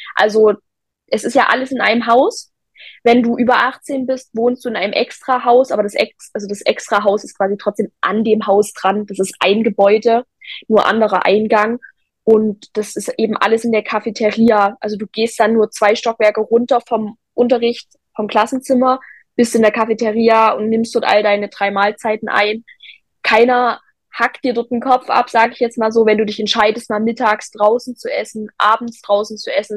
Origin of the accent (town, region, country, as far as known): Zwickau, Saxony, Germany